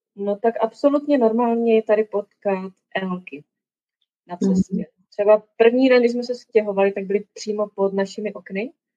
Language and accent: Czech; Czechia; moved away as an adult; now in Banff, Canada; jsem z Česka